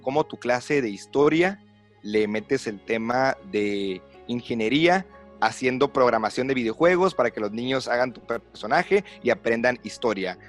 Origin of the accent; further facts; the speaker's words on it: Mexicali, Baja California, Mexico; originario, nacido, criado, vivido en la ciudad de Mexicali, Baja California